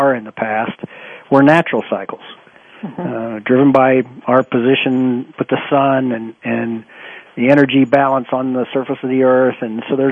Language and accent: English; Ohio, United States; I grew up in Ohio